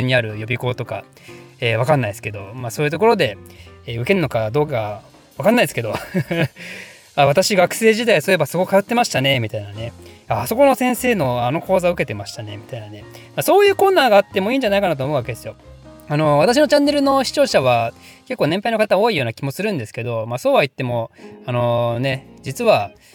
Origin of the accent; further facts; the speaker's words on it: Ryugasaki, Ibaraki, Japan; 龍ヶ崎市出身